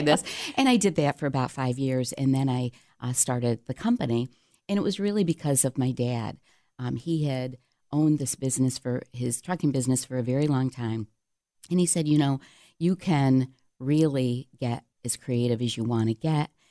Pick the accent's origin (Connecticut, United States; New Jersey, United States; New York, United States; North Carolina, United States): New York, United States; Cheshire; growing up in Cheshire, right outside of Canandaigua, population probably two hundred and fifty